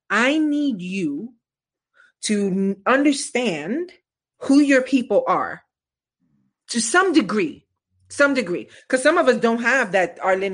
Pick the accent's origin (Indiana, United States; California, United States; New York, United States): New York, United States; New York City; I'm from East New York, baby.